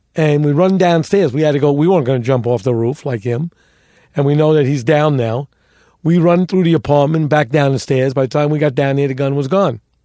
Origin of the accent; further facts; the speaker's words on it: New York City, New York, United States; I grew up in the North Bronx